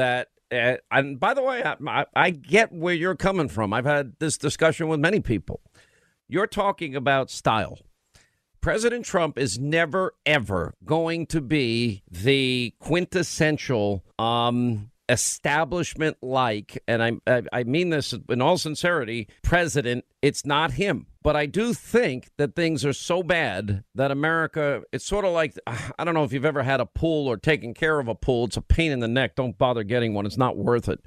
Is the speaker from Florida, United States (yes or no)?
no; New York, United States; I grew up in New York